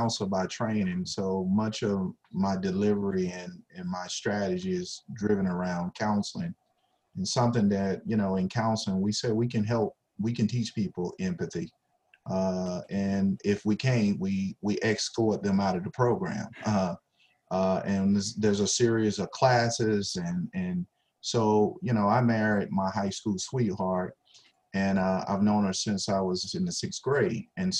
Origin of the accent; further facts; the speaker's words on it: the South, United States; And I learned that from growing up in the South from my own dad.